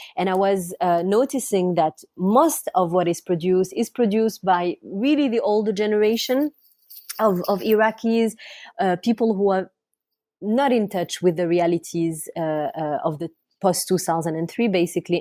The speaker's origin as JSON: {"language": "English", "country": "France", "tie": "born or raised there", "also_born_or_lived": "Iraq", "said": "I grew up in France. I'm, I'm the daughter of, um, a family of political exiles. My, my parent had to leave Iraq"}